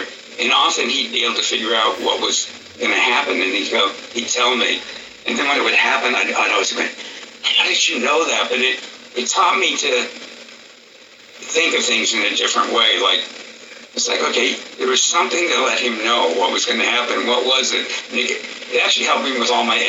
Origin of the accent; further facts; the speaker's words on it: United States; I'm an American